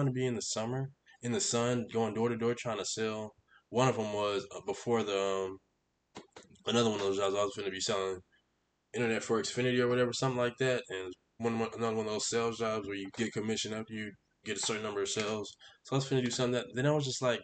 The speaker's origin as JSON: {"language": "English", "town": "Houston", "region": "Texas", "country": "United States", "moved": "as an adult", "lives_now": "Arkansas, United States", "said": "I am from Houston"}